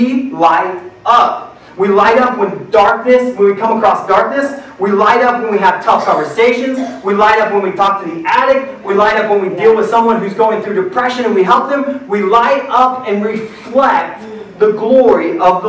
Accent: Midwest, United States; I grew up in the Midwest

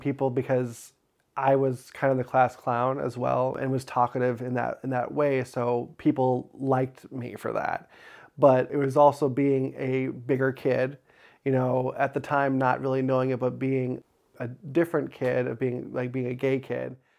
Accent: Crown Point, Indiana, United States; I grew up in Crown Point, Indiana, born and raised

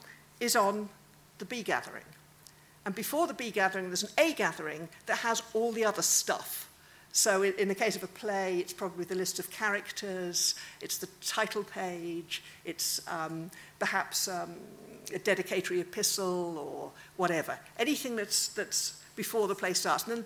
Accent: Wales, United Kingdom; I'm Welsh

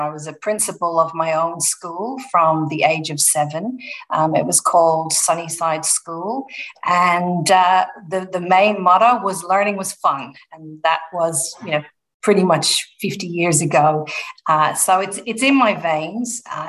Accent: Dublin, Leinster, Ireland; now in Melbourne, Australia; So born and bred in Ireland, in Dublin.

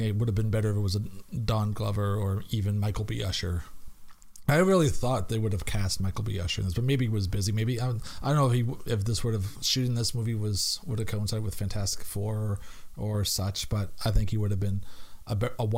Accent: Canada; I'm Canadian

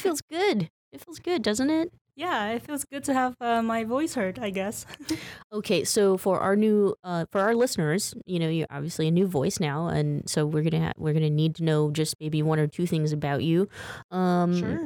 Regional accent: San Francisco, California, United States; I grew up in San Francisco. I actually came here um, with my parents and my well, my family um, when I was like eight.

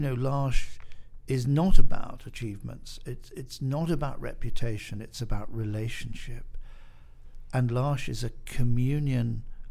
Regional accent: United Kingdom; I'm British, and I was sent to a British boarding school

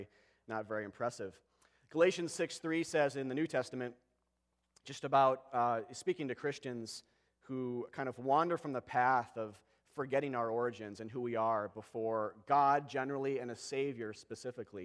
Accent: Apple Valley, Minnesota, United States; I grew up in Apple Valley

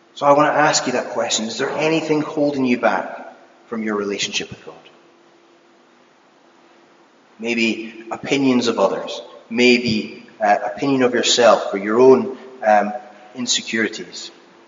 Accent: United Kingdom; as being British

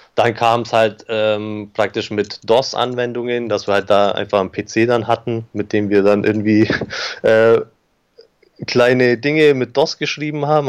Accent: Augsburg, Bavaria, Germany; ich bin geboren in Augsburg, aufgewachsen in Augsburg

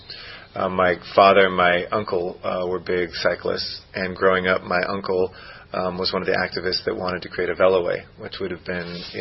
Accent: Los Angeles, California, United States; I grew up in the Valley and used to love bicycling on the Sepulveda Dam area

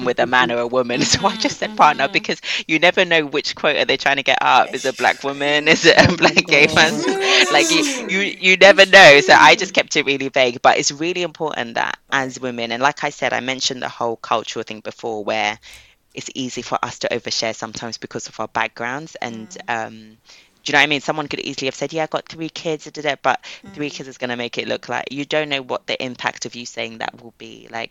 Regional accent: Ghana; I mentioned I was from Ghana

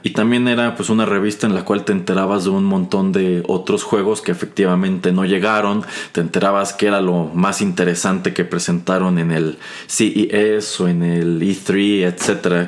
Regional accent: Mexico; crecimos jugando eh, videojuegos en México en los años 90

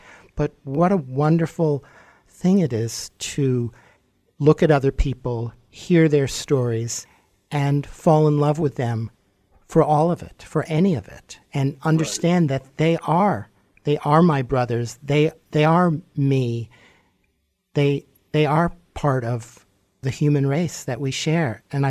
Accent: New York City, New York, United States; I grew up in Manhattan, so I was exposed to a lot.

